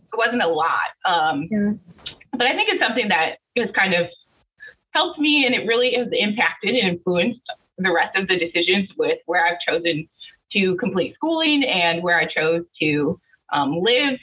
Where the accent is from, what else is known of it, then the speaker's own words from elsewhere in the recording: Central Illinois, United States; I'm originally from Central Illinois. Um, I grew up in a single parent household